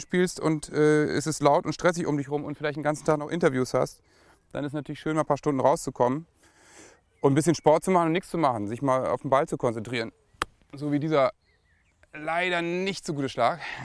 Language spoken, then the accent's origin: German; Lower Saxony, Germany; bei uns in Niedersachsen